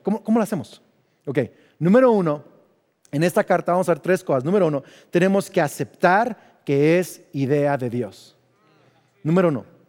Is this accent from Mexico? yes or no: yes; Mexico; also born or lived in United States; yo soy mexicano. Entonces, aunque tengo doble nacionalidad, culturalmente soy más mexicano porque fui a escuelas mexicanas